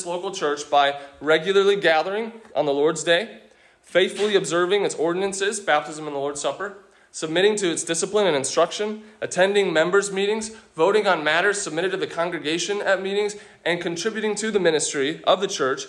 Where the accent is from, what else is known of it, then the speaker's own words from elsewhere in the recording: United States; as an American